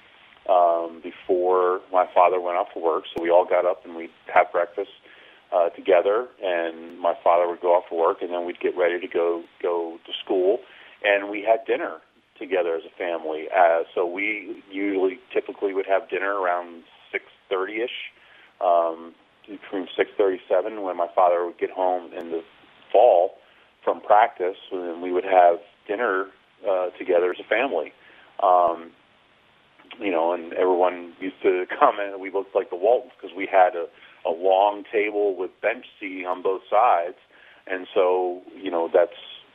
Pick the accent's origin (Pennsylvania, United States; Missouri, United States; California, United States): Pennsylvania, United States; State College; a very idyllic one growing up in State College